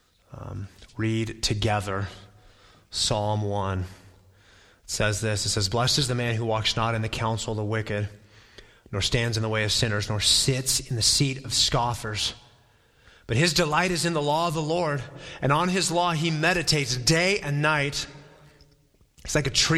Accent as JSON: {"language": "English", "town": "Flagstaff", "region": "Arizona", "country": "United States", "tie": "born or raised there", "said": "I grew up in Flagstaff"}